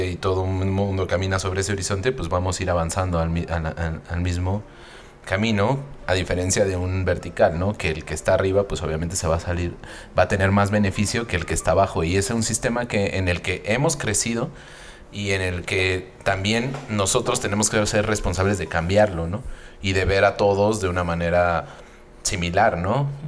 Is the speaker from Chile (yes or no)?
no; Mexico; Y de la familia y luego a nosotros mismos como mexicanos, ¿no?